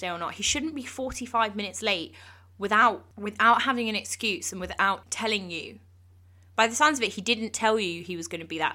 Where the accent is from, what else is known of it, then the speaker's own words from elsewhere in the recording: England, United Kingdom; I'm English